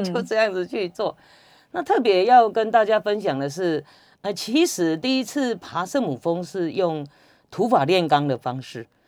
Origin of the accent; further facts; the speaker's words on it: Taiwan; 我们台湾人